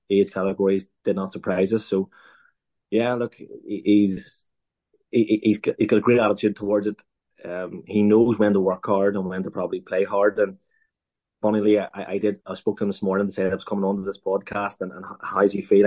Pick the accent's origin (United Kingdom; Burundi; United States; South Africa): United Kingdom; Northern Ireland; as Northern Irish